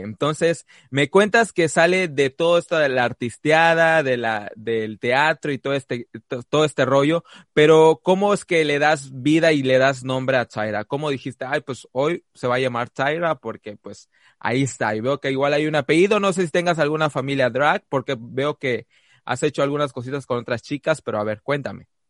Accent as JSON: {"language": "Spanish", "region": "Quintana Roo", "country": "Mexico", "said": "somos de Quintana Roo"}